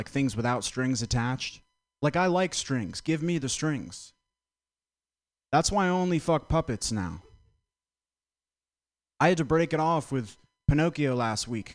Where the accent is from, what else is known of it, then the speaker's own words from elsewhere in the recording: Vermont, United States; I'm from Vermont